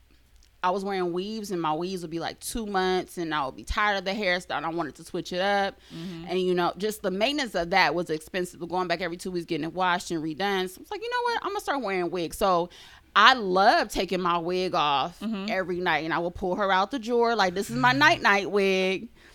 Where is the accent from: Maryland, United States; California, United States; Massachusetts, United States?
California, United States; moved away; I'm from California